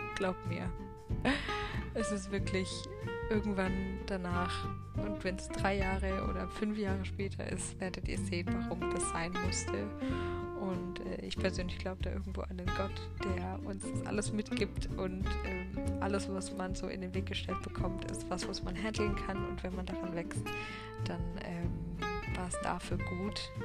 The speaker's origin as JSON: {"language": "German", "area": "hometown near Karlsruhe", "region": "Baden-Württemberg", "country": "Germany", "tie": "born or raised there", "said": "jetzt bin ich schon wieder in meiner Heimatstadt"}